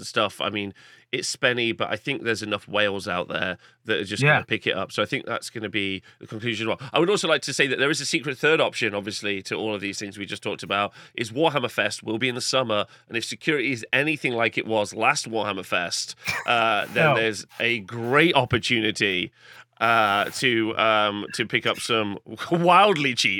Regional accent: Nottingham, East Midlands, United Kingdom; I am from Nottingham

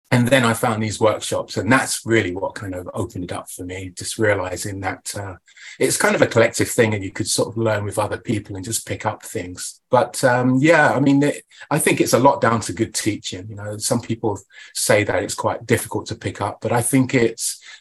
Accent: Portsmouth, South East England, United Kingdom; Oh, Southampton, yes, that's yeah, because right. I'm from Portsmouth.

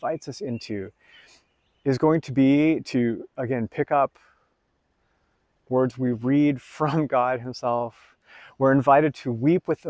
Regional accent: United States; I'm an American

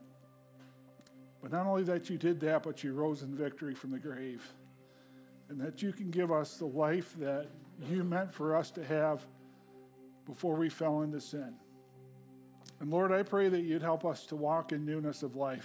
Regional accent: Hancock, New York, United States; moved away; I grew up outside of Hancock

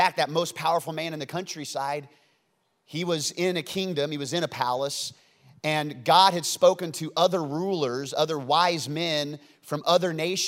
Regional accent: Independence, Missouri, United States; I was born in Independence, Missouri, on the outskirts of Kansas City

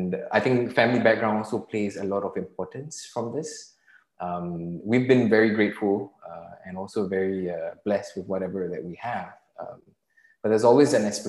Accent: Singapore; I'm Singaporean. So, you know, and growing up in Singapore

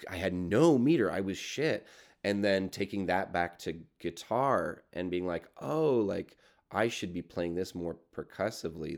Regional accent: Burlington, Ontario, Canada; I grew up in Burlington, which is like the, has the nine oh five

